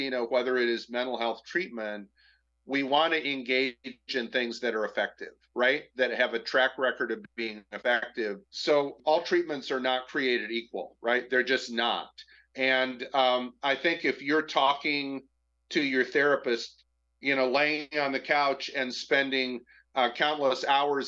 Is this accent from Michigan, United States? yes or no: yes; Michigan, United States; I'm from Michigan